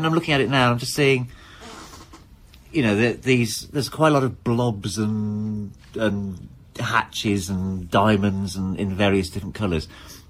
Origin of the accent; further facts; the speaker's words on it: Worcestershire, West Midlands, United Kingdom; I was growing up in Worcestershire